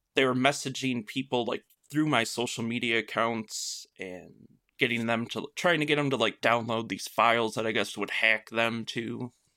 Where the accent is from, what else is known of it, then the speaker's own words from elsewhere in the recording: Michigan, United States; I am from Michigan